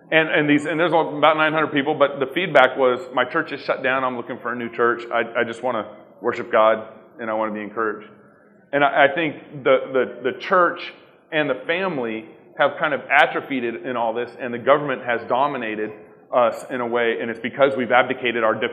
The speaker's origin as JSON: {"language": "English", "region": "Texas", "country": "United States", "tie": "born or raised there", "also_born_or_lived": "Eugene, Oregon", "moved": "yes", "said": "growing up in Texas, one of the things that I experienced was kind of a lukewarm Christianity. Everyone here in Texas is a Christian, whether, whether they really were or not. And then my dad moved the family to Oregon in 1997"}